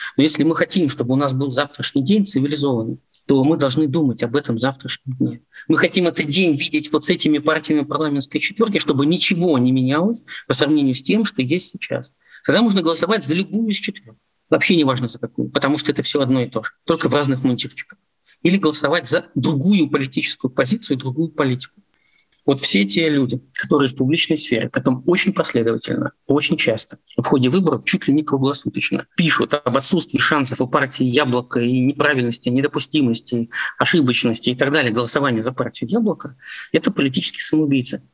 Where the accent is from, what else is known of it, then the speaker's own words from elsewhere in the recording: Pskov Oblast, Russia; как для политика, который всю жизнь работает в Псковской области и занимается публичной политикой у себя на родине с конца 80-х годов